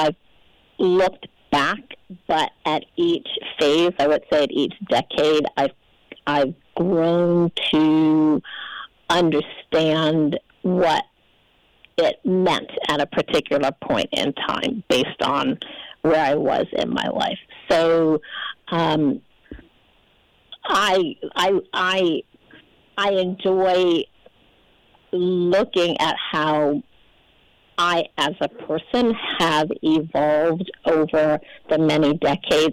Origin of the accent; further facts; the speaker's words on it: Charlotte, North Carolina, United States; I'm from Charlotte, North Carolina